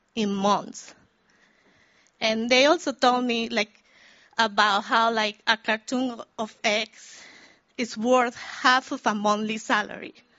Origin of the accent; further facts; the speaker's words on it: Venezuela; moved away as an adult; now in New York, United States; I am from Venezuela, a country in South America. I moved to New York 17 years ago.